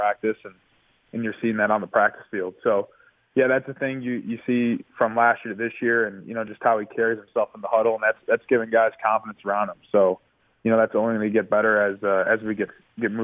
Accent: Arlington Heights, Illinois, United States; growing up in the Northwest suburbs of Chicago

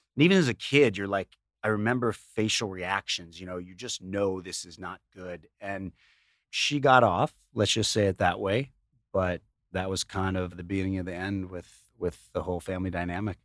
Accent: Chicago, Illinois, United States; we grew up in Chicago, in the suburbs

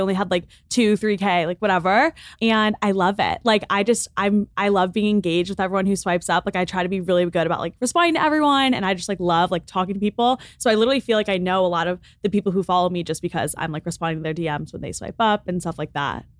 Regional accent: Lake Forest, Illinois, United States; moved away as an adult; now in Los Angeles, United States; I'm from Lake Forest, Illinois, which is a suburb on the North Shore of Chicago.

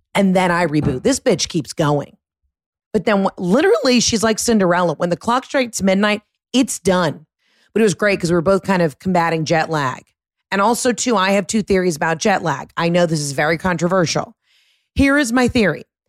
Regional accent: Atlanta suburbs, Georgia, United States; I'm a Gentile from the Atlanta suburbs

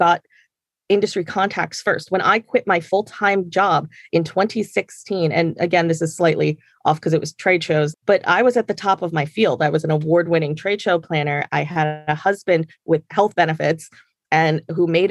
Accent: Jersey Shore, New Jersey, United States; moved away as an adult; also born or lived in Maryland; now in New York, United States; I'm adopted and I grew up on the Jersey Shore

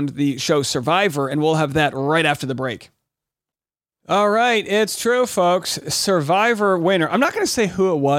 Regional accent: Rhode Island, United States; my hometown in Rhode Island

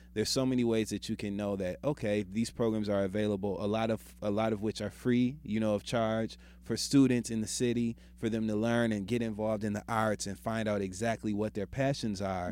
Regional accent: Midwest, United States; I'm from the Midwest.

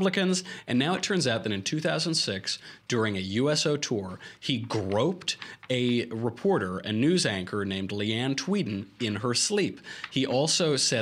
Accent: New York, United States; I'm from New York, where bed bugs just scurry over every aspect

